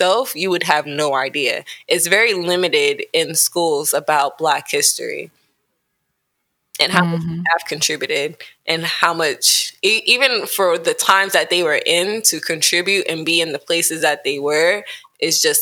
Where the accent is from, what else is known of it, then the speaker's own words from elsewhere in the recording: United States; Growing up in America